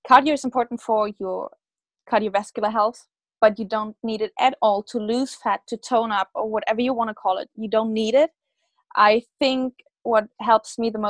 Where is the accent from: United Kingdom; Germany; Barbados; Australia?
Germany; from Germany